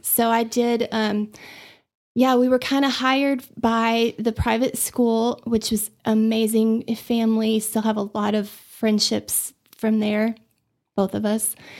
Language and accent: English; Austin, Texas, United States; moved away as an adult; also born or lived in Dallas / Abilene; now in Amarillo, United States; I grew up in Austin, so, um, we moved there when I was two from Dallas